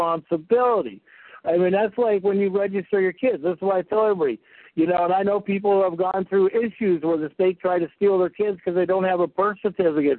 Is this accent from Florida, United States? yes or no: no; California, United States; I grew up in California.